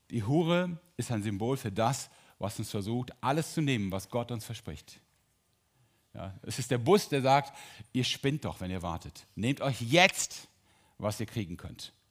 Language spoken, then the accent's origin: German; Drolshagen, North Rhine-Westphalia, Germany; Entschuldigung alle Sauerländer, ich bin auch Sauerländer. Drolshagen, Olperkreis.